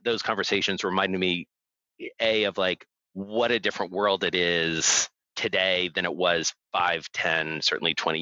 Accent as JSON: {"language": "English", "town": "Atlanta", "region": "Georgia", "country": "United States", "tie": "born or raised there", "moved": "yes", "lives_now": "New York, United States", "said": "I grew up in Atlanta, I'm a Braves fan."}